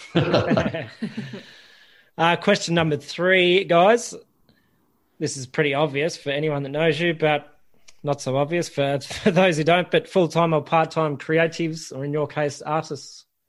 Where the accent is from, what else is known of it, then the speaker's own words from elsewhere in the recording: Ballarat, Victoria, Australia; I grew up in Ballarat